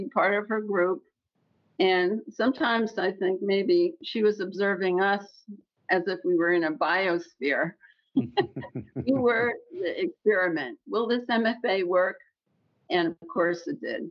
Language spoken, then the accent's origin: English; Bethel, United States; moved away as an adult; also born or lived in Boston / Virgin Islands; I grew up in Bethel, and then I went to school in Boston